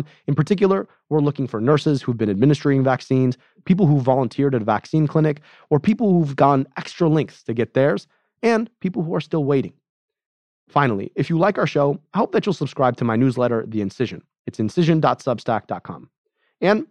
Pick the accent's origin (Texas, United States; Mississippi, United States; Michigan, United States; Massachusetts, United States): Michigan, United States; In my home state of Michigan